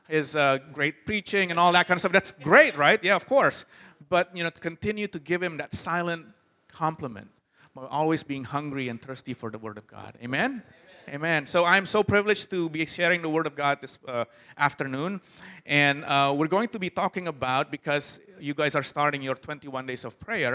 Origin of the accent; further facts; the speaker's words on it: Jakarta, Indonesia; I'm from Jakarta, and Jakarta's pretty crazy